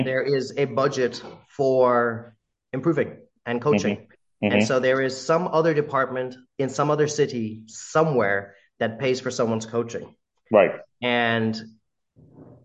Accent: United States; accent: American; a brown guy with an American accent

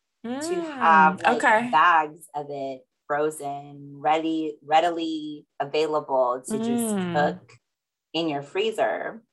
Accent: Japan; also born or lived in Philippines; I grew up in Japan, also like in the Philippines. So just, I love fish.

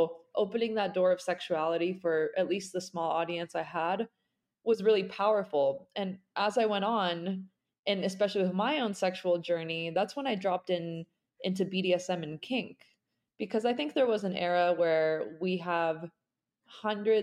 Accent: Salt Lake City, Utah, United States; I'm sitting in my hometown now, and I'm originally from Salt Lake City, Utah

